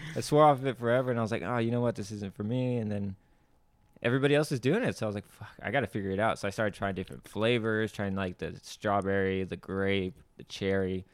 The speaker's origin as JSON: {"language": "English", "town": "Camarillo", "region": "California", "country": "United States", "tie": "born or raised there", "also_born_or_lived": "Puerto Rico", "said": "my dad got a job in California, moved over to California"}